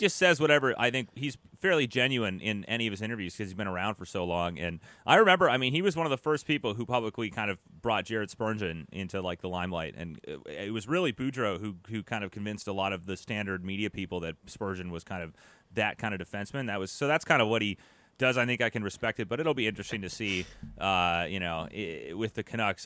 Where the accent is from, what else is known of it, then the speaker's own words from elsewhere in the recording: United States; we're American here.